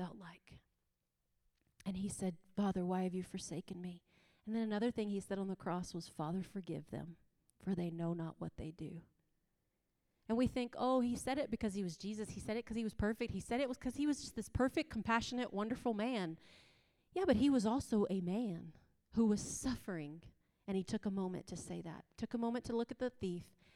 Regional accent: East Coast, United States; moved away; also born or lived in the West; I'm from the East Coast, and now I live in the West

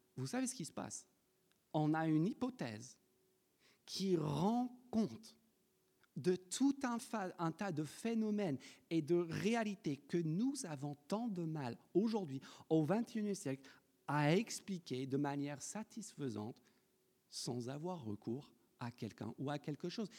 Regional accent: France; en tant que Français

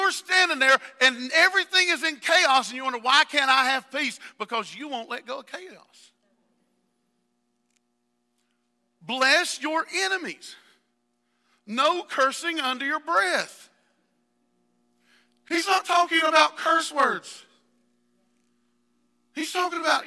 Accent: West Virginia, United States; I am from West Virginia

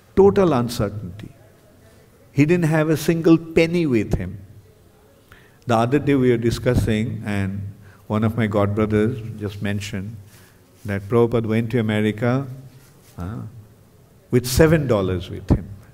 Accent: Kolkata, West Bengal, India; I am from Bengal.

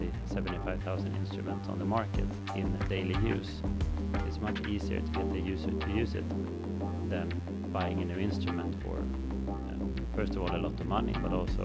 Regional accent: Uppsala, Uppsala County, Sweden; born and raised in Uppsala

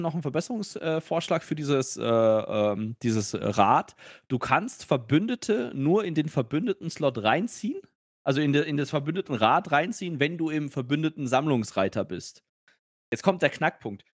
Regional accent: Nuremberg, Bavaria, Germany; ich bin ja ein, ein Nürnberger Bub äh, von Geburt

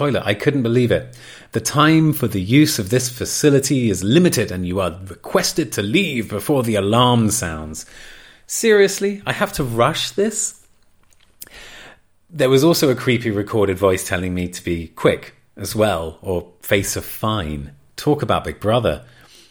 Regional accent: England, United Kingdom; accent: regional English; moved away as an adult; my posh accent sort of slipped and I went back into my more regional accent, how I usually talk to friends when I'm back in England

